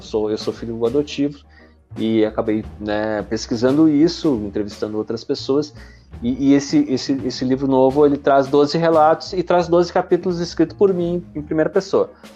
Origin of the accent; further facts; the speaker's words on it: Realeza, Paraná, Brazil; now in Porto Alegre, Brazil; sou do interior do Paraná, cara, uma cidade bem pequenininha, né? De, de realeza. Deve ter, agora deve ter 14 mil habitantes tal. Quando eu tava morando lá tinha 10, 12 mil.